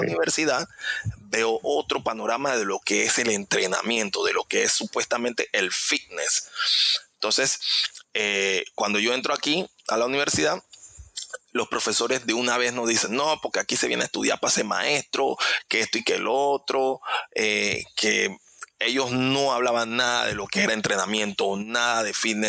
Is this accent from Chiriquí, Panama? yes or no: no; Panama City, Panama; yo vengo de, de Parque Lefebvre, es un, un, lugar, es un barrio, realmente es un barrio